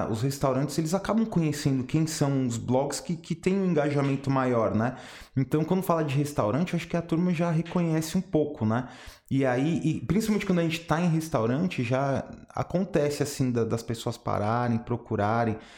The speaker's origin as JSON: {"language": "Portuguese", "region": "São Paulo", "country": "Brazil", "said": "sou Sou de São Paulo."}